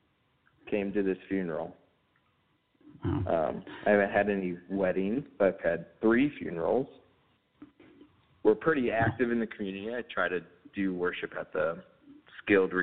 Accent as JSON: {"language": "English", "town": "St. Louis", "region": "Missouri", "country": "United States", "also_born_or_lived": "Texas", "moved": "yes", "lives_now": "Remsen, United States", "said": "I'm from St. Louis"}